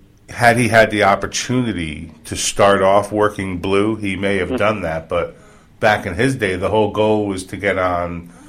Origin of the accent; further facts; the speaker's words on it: New York, United States; now in Florida, United States; I'm a nice New York fan, so, you know, born and raised in New York.